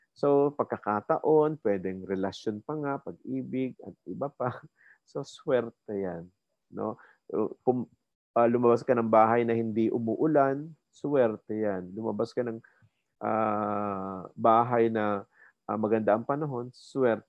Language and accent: Tagalog; Silang, Calabarzon, Philippines; moved away as an adult; also born or lived in Indang, Cavite / Manila; ako tubong Cavite, no? Uh, silang Cavite.